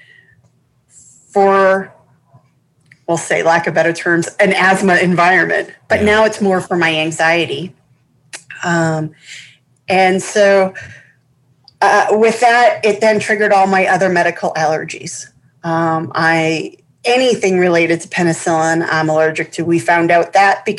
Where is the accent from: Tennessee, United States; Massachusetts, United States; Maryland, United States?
Massachusetts, United States; I grew up in Massachusetts, so that was my primary, it was where I spent most of my youth, was in Mass.